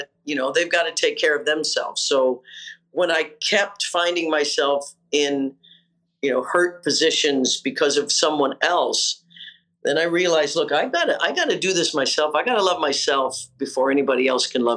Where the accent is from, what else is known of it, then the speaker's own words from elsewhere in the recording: Kansas, United States; a girl from Kansas